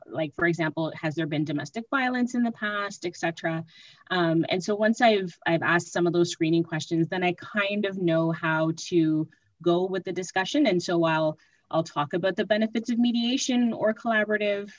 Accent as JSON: {"language": "English", "town": "Mississauga", "region": "Ontario", "country": "Canada", "moved": "as an adult", "lives_now": "Ottawa, Canada", "said": "I am originally from Mississauga, and I moved to Ottawa to attend law school"}